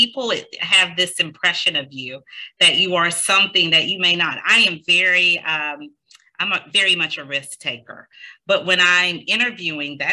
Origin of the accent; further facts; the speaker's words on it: the South, United States; now in New Jersey, United States; I am from the South, and I am so used to pausing and letting people complete their sentence